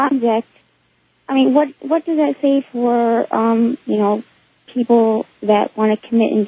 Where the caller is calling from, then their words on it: Greenville, Florida, United States; I'm calling from Greenville, Florida.